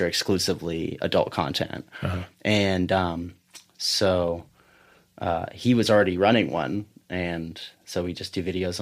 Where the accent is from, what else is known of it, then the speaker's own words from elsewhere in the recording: Kentucky, United States; moved away as an adult; also born or lived in Washington State; I had left high school and gone and created this whole life, you know, and left Kentucky and then came back.